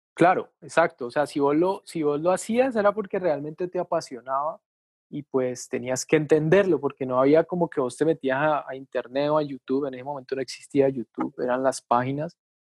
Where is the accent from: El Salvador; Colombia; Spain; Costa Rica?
Colombia; Palmira, Valle del Cauca; now in Cali, Colombia; yo nací acá en Cali, pero como a los, ponerle a los 10 años, yo me puedo ir a Palmira, que es un pueblo que queda como a, ponerle 15 minutos de Cali, ¿sí? Es un pueblo pues grande, digamos. Entonces ahí estudié como el bachillerato